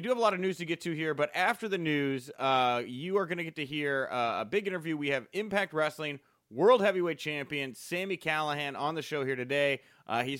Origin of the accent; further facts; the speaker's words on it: Texas, United States; as a Texan